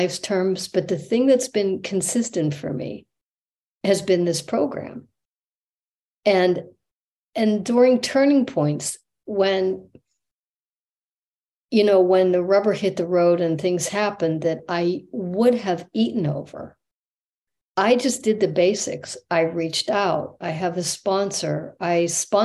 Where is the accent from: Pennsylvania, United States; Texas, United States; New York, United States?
Pennsylvania, United States; moved away as an adult; also born or lived in Manhattan Beach; I went back to Pennsylvania to my hometown